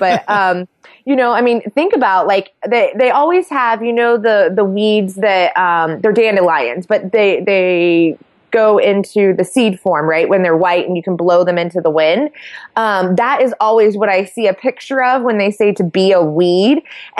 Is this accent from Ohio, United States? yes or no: yes; Sidney, Ohio, United States; Well, I am from a very small town in Ohio. I'm from Sydney, and when I tell people I'm from Sydney, most people are like, oh, Australia, and I'm like, no, Sydney, Ohio.